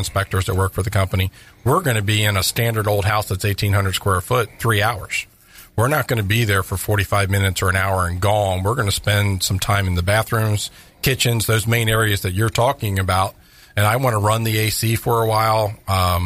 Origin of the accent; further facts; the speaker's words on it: Maryland, United States; now in Florida, United States; I'm originally from Maryland